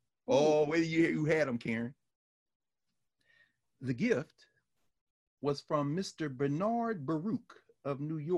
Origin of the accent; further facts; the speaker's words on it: Nigeria; I'm Nigerian. Let me tell you, that's what they call the Brothers War in Nigeria.